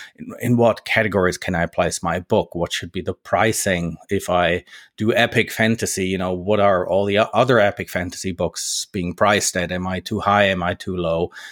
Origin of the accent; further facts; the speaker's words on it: Germany; moved away as an adult; now in Switzerland; I'm based in Switzerland now. I'm, I'm a native German. You know, I grew up in Germany.